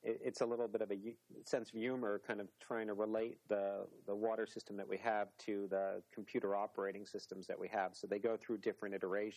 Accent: New York, United States; moved away; growing up in New York along the shore

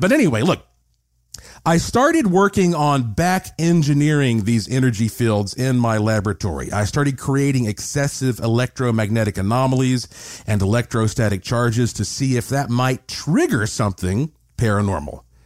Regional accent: Asheville, North Carolina, United States; I grew up in Asheville, North Carolina, the heart of the extremely haunted Blue Ridge Mountains

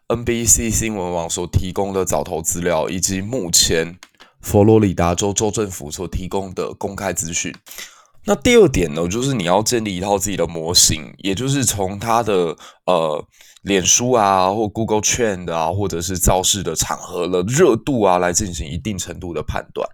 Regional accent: Kaohsiung, Taiwan; 我的故乡高雄

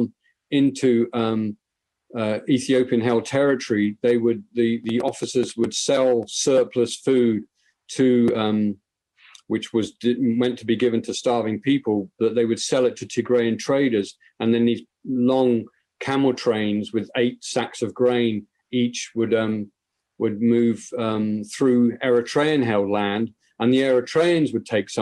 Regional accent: Ireland; I'm an Irishman

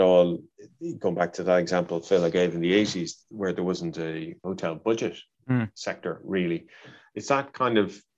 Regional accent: Dublin, Leinster, Ireland; moved away; my hometown of Dublin

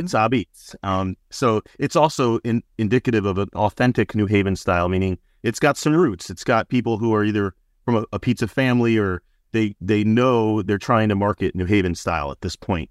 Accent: New Haven, Connecticut, United States; I grew up on Ernie's Pizzeria in Westville

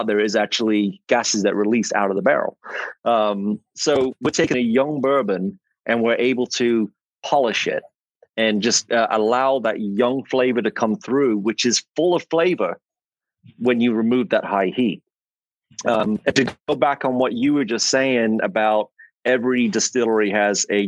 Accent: England, United Kingdom; accent: English; now in Atlanta, United States; as you can tell from my accent, I am not from America. I'm English

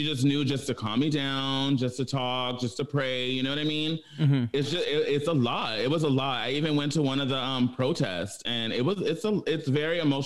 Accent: Pomona, California, United States; also born or lived in Inglewood, California; I grew up in Pomona

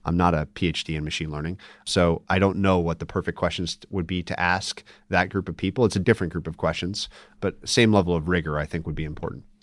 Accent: Minnesota, United States; I'm actually from Minnesota

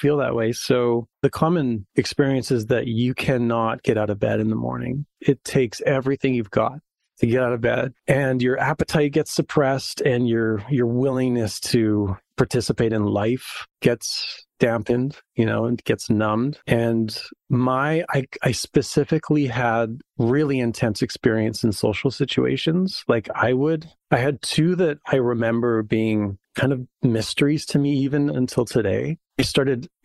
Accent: Saskatoon, Saskatchewan, Canada; I grew up in Saskatoon. So it's a prairie town, similar to Montana

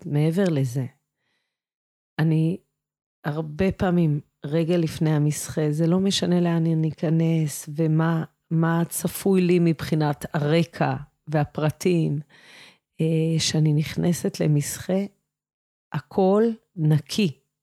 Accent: Shefayim, Central District, Israel; אני נולדתי בקיבוץ, גדלתי בקיבוץ, אני גרה בקיבוץ שפיים

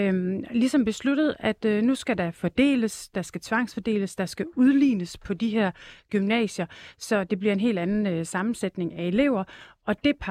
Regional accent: Jutland, Denmark; Det er nok ikke så attraktivt øh, nogen steder i Jylland. Der hvor jeg er opvokset, der er i hvert fald langt imellem øh, folkeskolerne.

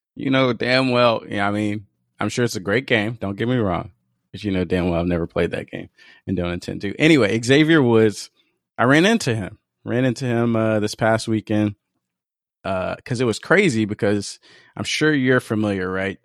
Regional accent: Seattle, Washington, United States; it's in my hometown, so it's just a 20 minute walk away

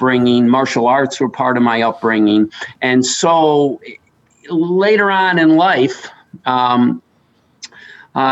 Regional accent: New York, United States; I grew up in New York State

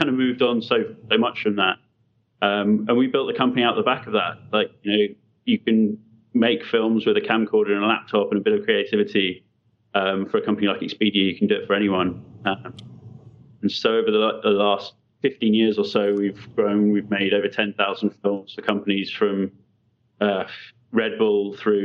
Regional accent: London, United Kingdom; we're originally from London

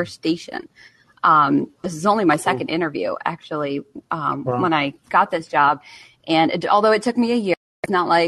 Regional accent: Connecticut, United States; moved away as an adult; also born or lived in Johnson City, Tennessee; I'm originally from Connecticut

